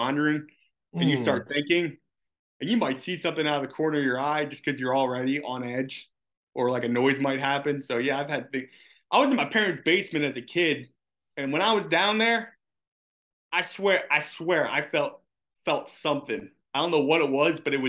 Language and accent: English; Philadelphia, Pennsylvania, United States; growing up in Philly